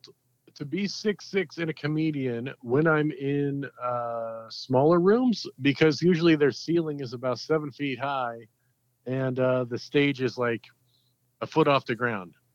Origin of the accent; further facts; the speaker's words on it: Dawson, Illinois, United States; also born or lived in Chicago; grew up in the middle of Illinois, a little town right outside of Springfield